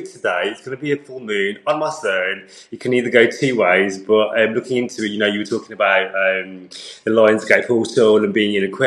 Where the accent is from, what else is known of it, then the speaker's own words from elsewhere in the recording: United Kingdom; growing up as a British Asian guy